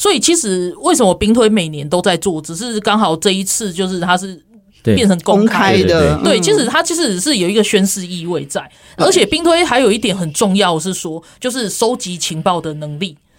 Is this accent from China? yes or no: no; Taiwan; 所以所以也是告诉我们台湾人，就是说我们在讲我们自己准备好，不是开玩笑。